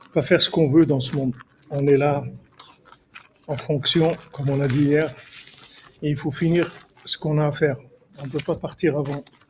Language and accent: French; Morocco; je suis un Marocain